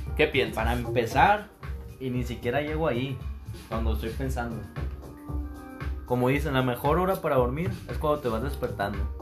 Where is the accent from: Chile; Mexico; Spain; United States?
Mexico; Hermosillo, Sonora; Soy un joven de 23 años de Hermosillo, Sonora